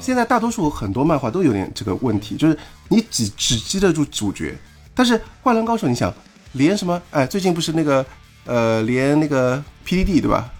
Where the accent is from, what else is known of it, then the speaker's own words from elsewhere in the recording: China; 我们中国人